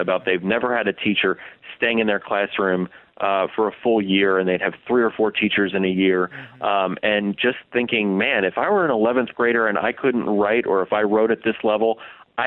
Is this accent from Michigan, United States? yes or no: no; New Jersey, United States; I grew up in New Jersey